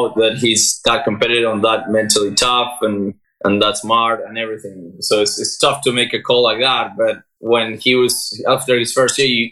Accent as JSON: {"language": "English", "country": "Argentina", "also_born_or_lived": "United States", "moved": "as an adult", "lives_now": "Barcelona, Spain", "said": "I'm from Argentina. I went to college a couple of years ago and then I kind of moved to Europe. So I left Argentina 10 years ago."}